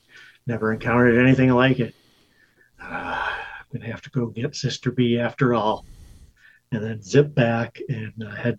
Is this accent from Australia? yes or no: no; Russia; I grew up in Russia.